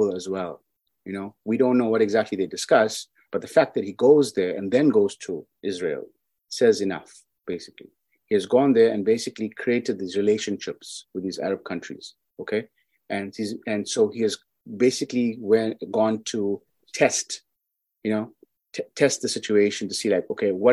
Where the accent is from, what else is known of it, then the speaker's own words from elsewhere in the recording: South Africa; I'm from South Africa